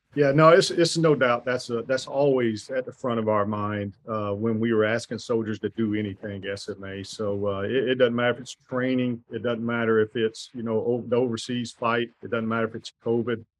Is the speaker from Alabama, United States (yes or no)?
yes; Alabama, United States; moved away as an adult; I am originally from Alabama